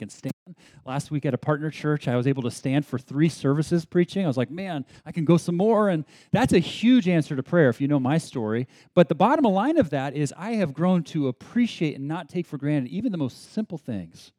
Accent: Berkeley, California, United States; also born or lived in San Diego, United States / Beijing, China; I grew up in San Diego and then was raised more or less in Berkeley, so in the Bay Area

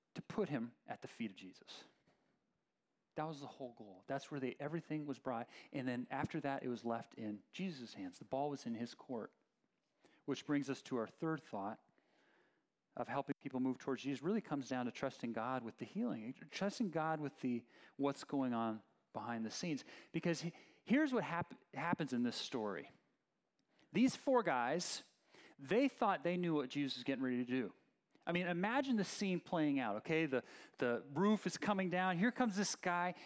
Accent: Oakland, California, United States; I grew up in Berkeley, Oakland area

